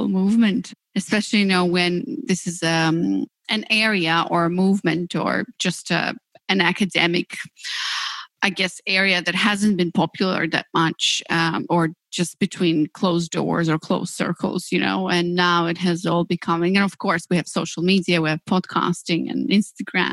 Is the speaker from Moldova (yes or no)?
yes; Moldova; moved away; I come from Moldova, yeah, one of the tiniest and poorest countries in Europe, where we didn't have much choice really